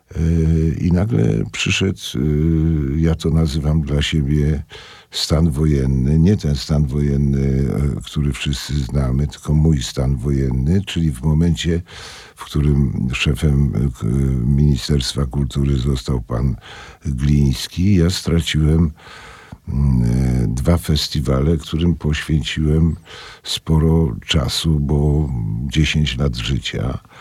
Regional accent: Sosnowiec, Silesian Voivodeship, Poland; moved away as an adult; also born or lived in Kraków / Warsaw; skąd pan jest? Ja mówię, z Sosnowca.

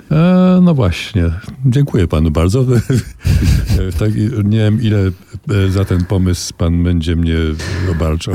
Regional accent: Kielce, Świętokrzyskie Voivodeship, Poland; moved away as an adult; całe moje dzieciństwo w Kielcach do 17 roku życia

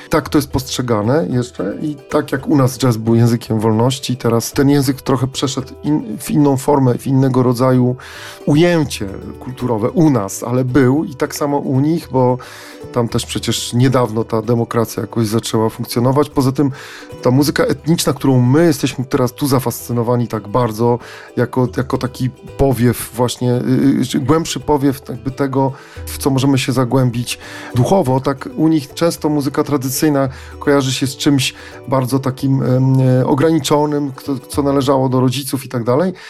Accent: Poland; my z Polski

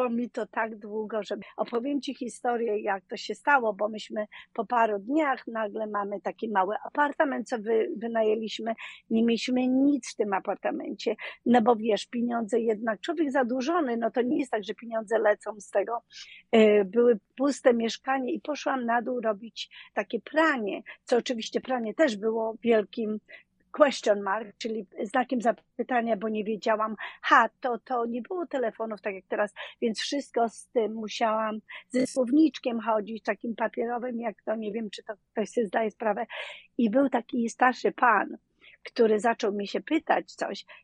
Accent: Dzierżoniów, Lower Silesian Voivodeship, Poland; moved away as an adult; now in New Orleans, United States; z bardzo małego miasta Dzierżoniów. Słynne radio Tiora y, były tam produkowane, więc Dolny Śląsk przy Wrocławiu, pomiędzy Wrocławiem a y, Wałbrzechem.

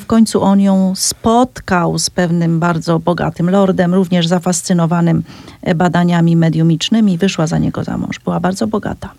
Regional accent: Cieszyn Silesia, Silesian Voivodeship, Poland; ja w samej Wiśle nie mieszkam wprawdzie, ale mówiąc u nas mam na mhm. myśli Śląsk Cieszyński

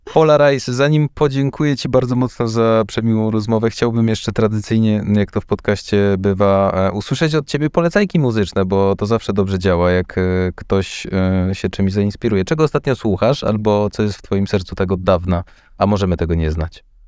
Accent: Kraków, Lesser Poland, Poland; jestem z Krakowa

